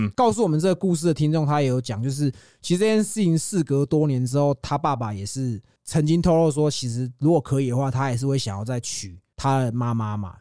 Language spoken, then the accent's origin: Chinese; Yonghe, New Taipei, Taiwan; also born or lived in Zhonghe, New Taipei; 我也是中永和人啊。哦。我在永和长大，后来我也搬去中和住，啊，我现在又回来永和啊